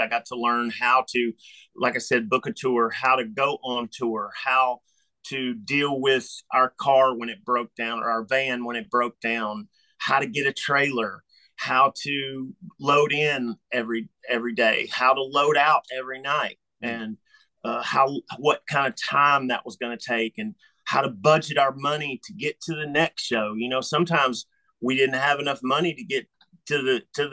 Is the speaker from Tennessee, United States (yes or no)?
yes; Memphis, Tennessee, United States; growing up in Memphis, Tennessee